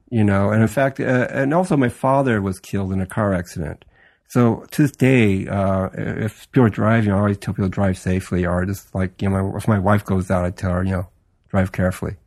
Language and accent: English; Los Angeles, California, United States; I was born and raised in Los Angeles